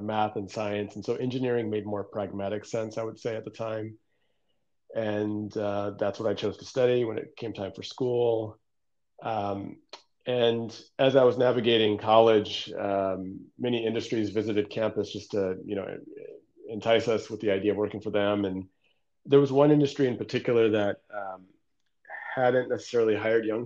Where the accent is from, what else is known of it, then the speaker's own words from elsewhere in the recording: Detroit, Michigan, United States; also born or lived in Newburgh, New York; now in Redondo Beach, United States; spent most of my childhood in the Downriver Detroit area in the heart of big auto country.